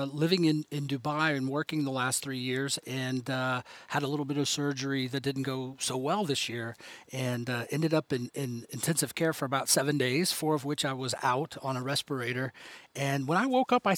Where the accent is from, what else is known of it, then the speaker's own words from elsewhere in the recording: Houston, Texas, United States; also born or lived in Cairo, Egypt / Miami, United States; now in Prague, Czech Republic; I'm Egyptian. I was born in Cairo, but I grew up in Houston.